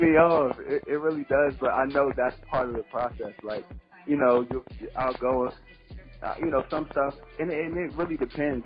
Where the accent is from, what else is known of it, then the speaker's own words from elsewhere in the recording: Prince George's County, Maryland, United States; also born or lived in Washington, D.C. / Charles County, Maryland; I was born in D.C. and then raised in, in um, Prince George's County, Maryland, and then I ended up moving to Charles County, Maryland, uh, for high school.